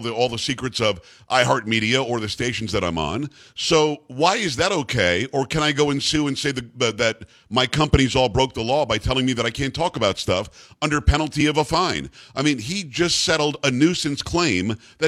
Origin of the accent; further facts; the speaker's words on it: Metro New York, United States; moved away; I'm from Metro New York originally